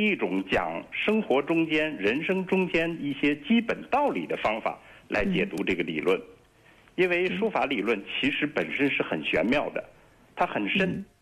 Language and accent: Chinese; Xi'an, Shaanxi, China; 在我的老家西安，这个话题是一个热门儿